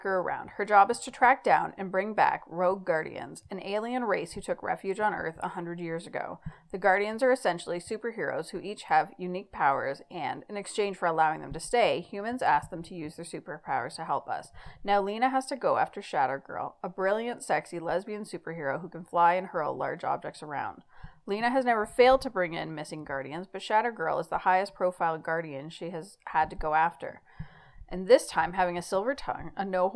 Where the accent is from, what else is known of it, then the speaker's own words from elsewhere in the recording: Canada; accent: Canadian; my sexy Canadian accent.